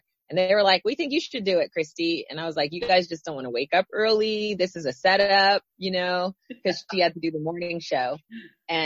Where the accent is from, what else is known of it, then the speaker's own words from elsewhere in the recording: Fremont, California, United States; I grew up in Fremont in the Bay Area